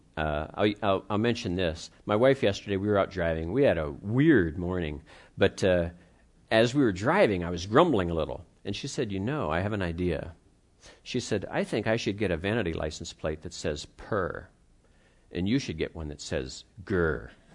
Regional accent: Pittsburgh, Pennsylvania, United States; I grew up in the Pittsburgh area

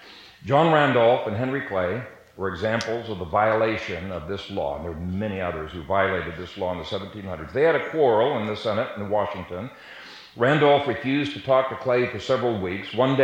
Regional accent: Ethiopia; I grew up in Ethiopia. My parents were missionaries there for 30 years

